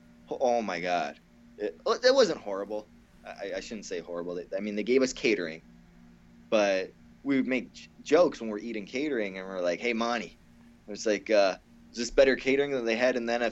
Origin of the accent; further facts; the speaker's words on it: Canada; I'm so hillbilly Canadian.